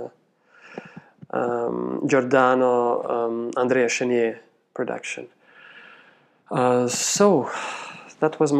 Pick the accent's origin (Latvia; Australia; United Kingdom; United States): Latvia; Riga; moved away as an adult; now in Vienna, Austria; from Latvia, from the capital city Riga